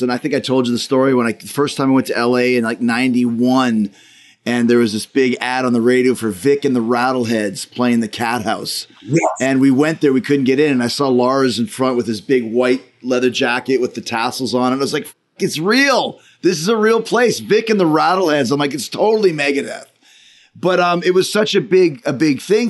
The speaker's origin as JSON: {"language": "English", "town": "Winnipeg", "region": "Manitoba", "country": "Canada", "said": "I'm from Winnipeg"}